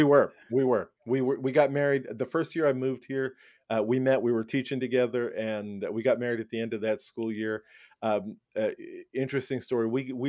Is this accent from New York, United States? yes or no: yes; Brooklyn, New York, United States; I was born and raised in Brooklyn, New York, the garden spot of America. Happy to be a New Yorker. I had such a great upbringing in New York, and it's a great place to grow up, I have to say.